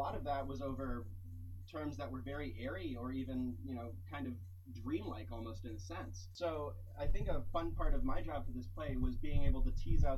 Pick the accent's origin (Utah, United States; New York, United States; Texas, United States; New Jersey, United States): New York, United States; New York City; moved away as an adult; also born or lived in Ohio; I grew up in New York City, went out to Ohio for about 5 years for college.